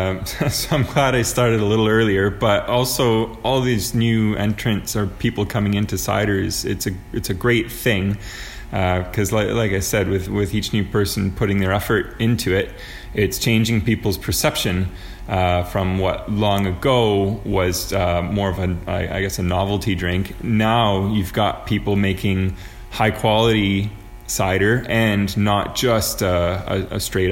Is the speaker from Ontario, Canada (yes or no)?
yes; Toronto, Ontario, Canada; moved away as an adult; now in Kitchener-Waterloo, Canada; I'm from Toronto, but about 3 years ago, I worked a little bit in Kitchener